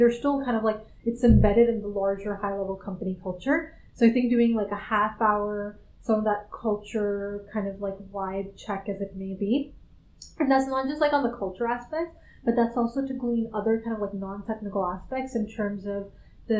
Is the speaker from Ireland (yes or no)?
no; Canada; moved away as an adult; also born or lived in Silicon Valley / London; I'm originally from Canada. That's where I did undergrad in grad school.